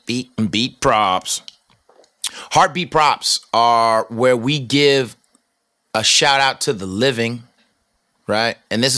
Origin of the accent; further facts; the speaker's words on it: Manhattan, New York, United States; Because I'm from Manhattan and I'm not a bum. …, money-making Manhattan, boy.